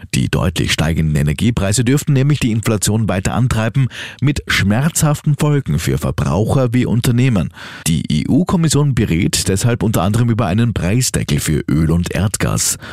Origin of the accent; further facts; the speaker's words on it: Austria; bei uns in Österreich